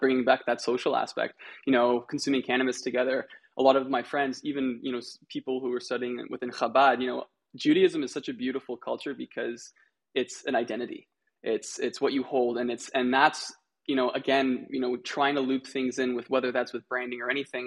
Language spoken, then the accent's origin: English; Canada; also born or lived in Israel; I was born in Canada